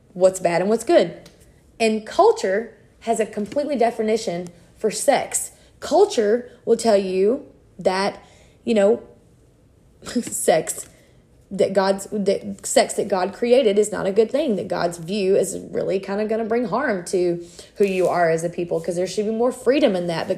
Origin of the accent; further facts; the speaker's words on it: South Louisiana, United States; I was raised in South Louisiana.